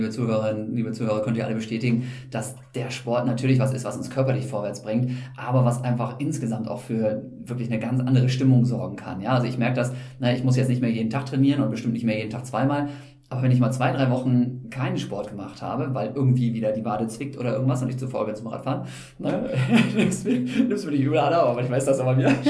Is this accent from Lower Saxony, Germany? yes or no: yes; Osnabrück, Lower Saxony, Germany; ich bin ja in Osnabrück aufgewachsen und habe da meine ersten Laufschritte gemacht